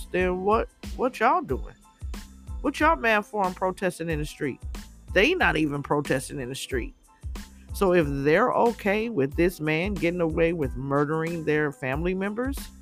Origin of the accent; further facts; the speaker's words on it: United States; I'm an American, born and raised here